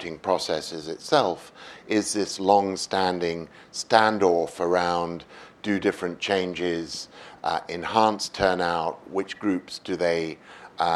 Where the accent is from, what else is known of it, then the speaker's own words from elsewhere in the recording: United Kingdom; as a Brit